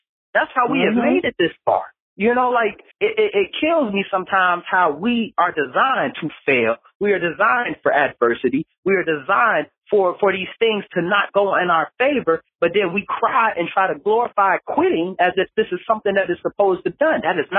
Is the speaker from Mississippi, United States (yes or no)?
no; Detroit, Michigan, United States; I came from Detroit, Michigan, one of the most dangerous cities in America. We make the top 10 murder list every year, never fail.